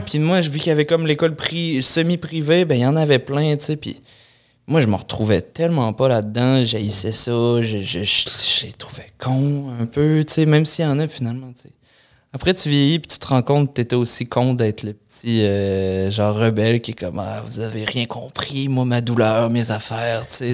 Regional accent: Lévis, Quebec, Canada; je venais de Lévis pendant longtemps

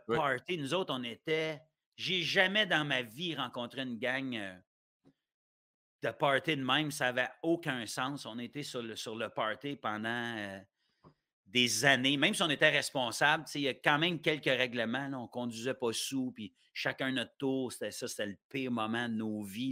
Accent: Ottawa, Ontario, Canada; also born or lived in Gatineau, Quebec / Sainte-Agathe-des-Monts, Quebec; je restais au Québec avant. Tu les dix premières années de ma vie, j'étais à, Gatineau puis à saint agathe des monts et Laurentides tout le monde pense que je, suis ontarien depuis. Parce que moi, je suis né à Ottawa.

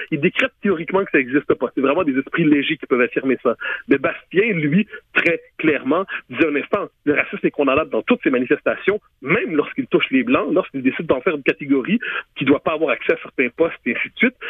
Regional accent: Quebec, Canada

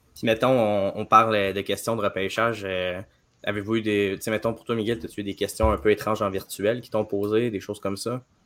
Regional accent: Trois-Rivières, Quebec, Canada; je suis quelqu'un de Trois-Rivières

